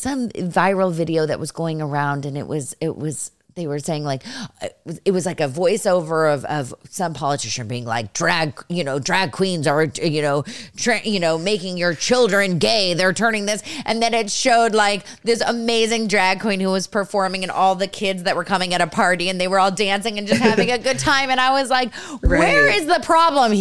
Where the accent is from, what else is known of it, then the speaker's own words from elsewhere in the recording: Los Altos, California, United States; I'm originally from San Francisco, like with the Bay Area. So I'm from Los Altos area.